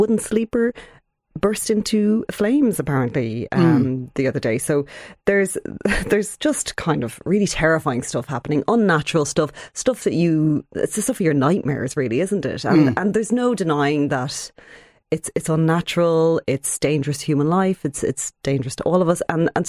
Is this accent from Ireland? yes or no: yes; Ireland; I am classic Irish